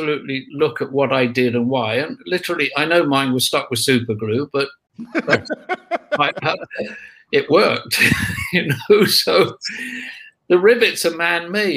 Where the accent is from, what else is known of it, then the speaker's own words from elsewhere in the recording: United Kingdom; we're British.